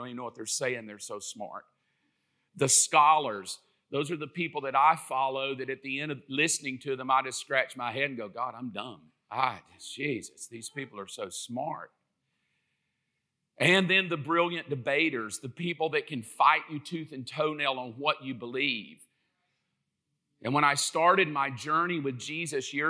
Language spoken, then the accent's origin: English; South Georgia, United States; I'm from South Georgia.